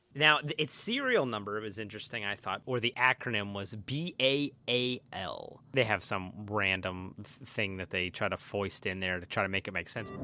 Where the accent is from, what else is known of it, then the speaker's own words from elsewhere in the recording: Pennsylvania, United States; We're from Pennsylvania